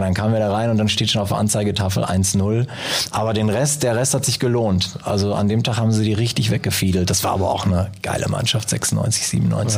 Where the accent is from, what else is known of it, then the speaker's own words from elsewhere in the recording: Münster, North Rhine-Westphalia, Germany; also born or lived in England; Ich bin ja geborener Münsteraner